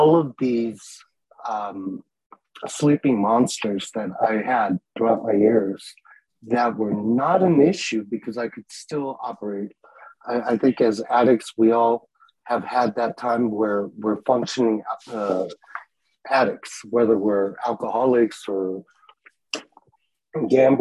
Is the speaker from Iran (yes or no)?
yes; Tehran, Tehran Province, Iran; I was born in Tehran, Iran, during the war.